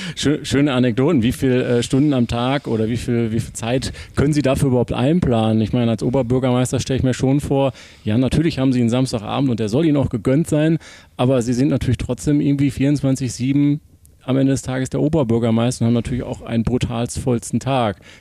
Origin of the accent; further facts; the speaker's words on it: Essen, North Rhine-Westphalia, Germany; in Essen, in Essen Ost, quasi hier um die Ecke sogar